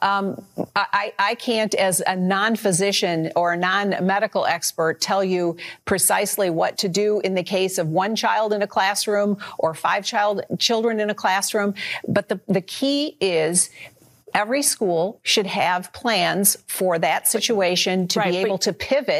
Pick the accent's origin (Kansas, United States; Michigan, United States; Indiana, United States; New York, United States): Michigan, United States; my home state